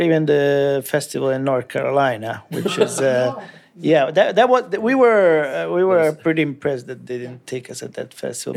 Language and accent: English; Italy; English is a second language; also born or lived in United States; I have grown up in Italy all my life.